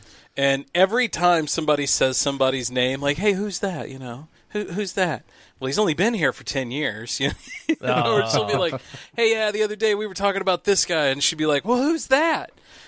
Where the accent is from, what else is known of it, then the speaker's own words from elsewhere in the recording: Fillmore, Illinois, United States; I'm from Fillmore, Illinois, which is about an hour outside of Piasaw, and it's pronounced Piasaw.